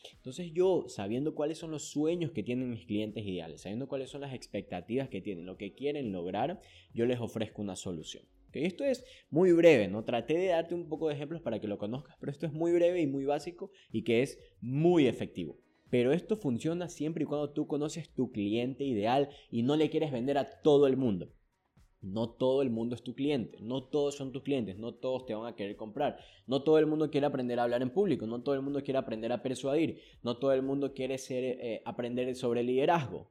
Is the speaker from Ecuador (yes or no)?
yes; Ecuador; aquí en mi país, en Ecuador